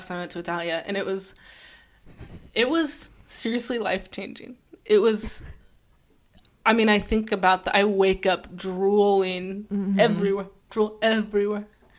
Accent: Los Angeles, California, United States; born or raised there

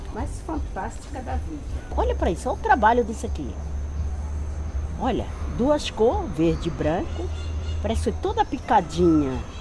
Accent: Bahia, Brazil; now in São Paulo, Brazil; sou baiana, moro aqui há uns 30 anos por aí ou mais

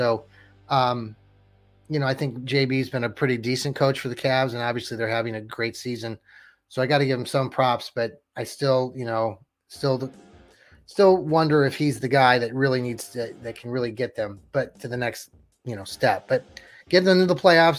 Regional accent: Kansas, United States; moved away as an adult; I'm from Kansas originally, lived there 26 years

